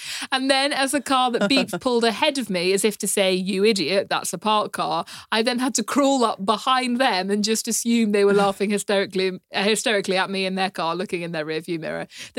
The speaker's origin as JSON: {"language": "English", "country": "United Kingdom"}